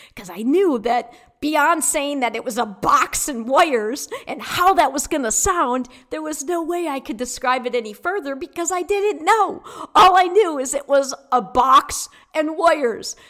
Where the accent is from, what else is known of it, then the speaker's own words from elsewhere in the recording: Michigan, United States; now in Florida, United States; I'm from Michigan.